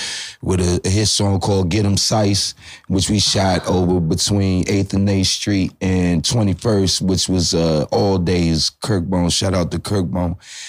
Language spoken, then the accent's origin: English; Washington, District of Columbia, United States; I'm Black Indian, born and raised Northeast DC. From Montello Avenue and 7th Street. And I went to Fletcher and graduated from Spingarn, also went to Duke Ellington. And, you know, I'm from the area.